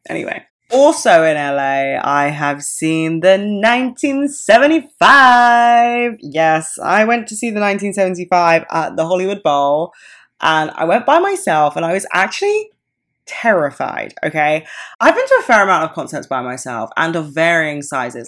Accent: United Kingdom; I am, like, so British

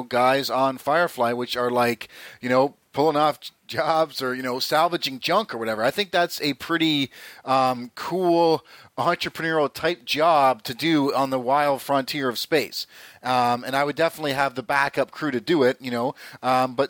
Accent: Southern Ontario, Canada; I grew up in Southern Ontario.

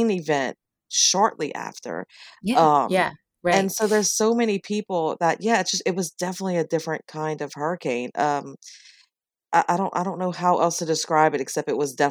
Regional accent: Louisiana, United States; growing up down there

